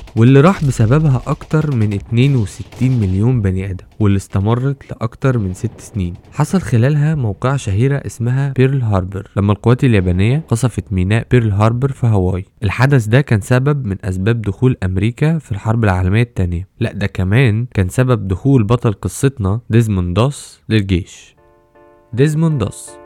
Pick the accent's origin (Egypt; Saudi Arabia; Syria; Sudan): Egypt; عندنا في مصر